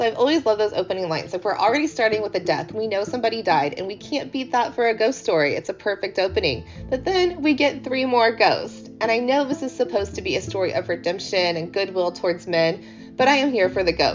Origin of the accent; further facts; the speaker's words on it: United States; I'm American